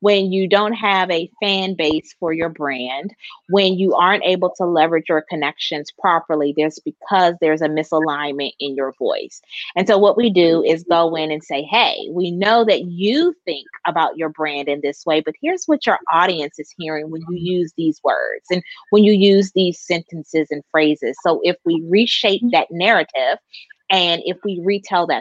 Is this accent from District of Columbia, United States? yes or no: yes; Washington, District of Columbia, United States; now in Elizabeth City, United States; I'm originally from Washington, D.C., born and raised, always shouting out my hometown proud, but now I'm here in North Carolina